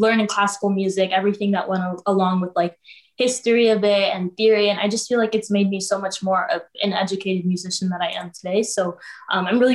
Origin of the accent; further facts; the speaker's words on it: Toronto, Ontario, Canada; also born or lived in Dubai; I was actually born in Dubai, and I came here when I was really little to Toronto, Canada. So now I'm Canadian, and I love it here